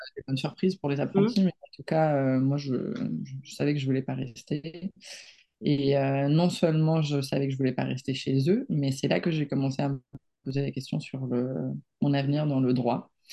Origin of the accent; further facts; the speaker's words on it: Barcelona, Catalonia, Spain; French is a second language; moved away as an adult; now in France; Moi, je suis espagnole à 100%. J'ai grandi à Barcelone